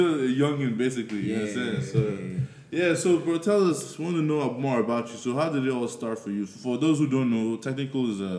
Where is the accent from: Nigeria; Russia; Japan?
Nigeria; I'm from Nigeria.